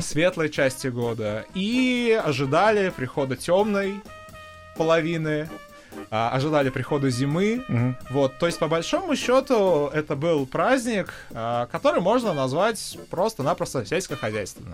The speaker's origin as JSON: {"language": "Russian", "town": "Zhukovsky", "region": "Moscow Oblast", "country": "Russia", "tie": "born or raised there", "said": "Это подмосковная школа э, из города Жуковский"}